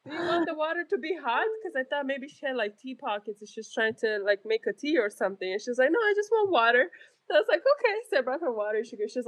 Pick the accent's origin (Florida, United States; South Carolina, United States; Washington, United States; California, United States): South Carolina, United States; Like I'm I'm from South Carolina, you know.